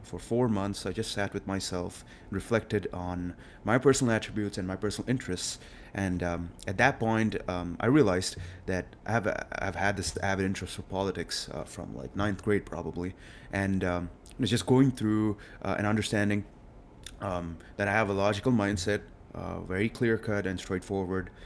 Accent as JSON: {"language": "English", "town": "Hyderabad", "region": "Telangana", "country": "India", "tie": "born or raised there", "moved": "as an adult", "lives_now": "Austin, United States", "said": "I was a typical kid, uh, coming out of India and, um, I just got born and raised over there"}